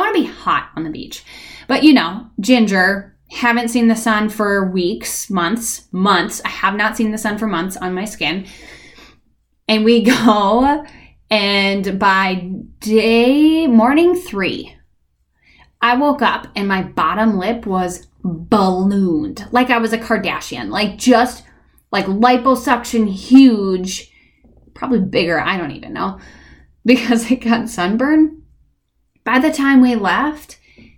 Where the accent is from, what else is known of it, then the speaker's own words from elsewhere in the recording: Minnesota, United States; I grew up in Minnesota. Like, I've been here for 35 years